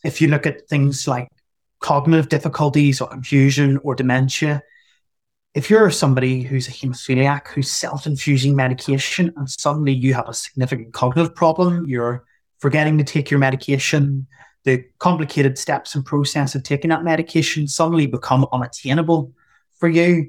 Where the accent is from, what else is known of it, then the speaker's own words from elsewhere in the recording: Northern Ireland, United Kingdom; I'm from Northern Ireland.